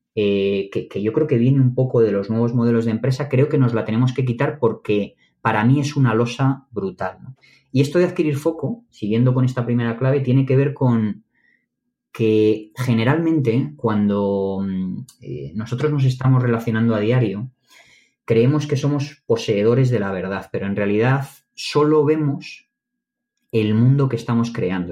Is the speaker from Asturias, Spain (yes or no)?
no; Madrid, Community of Madrid, Spain; Yo soy de Madrid